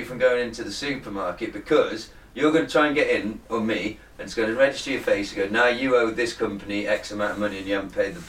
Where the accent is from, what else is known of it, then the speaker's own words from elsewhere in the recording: England, United Kingdom; We're English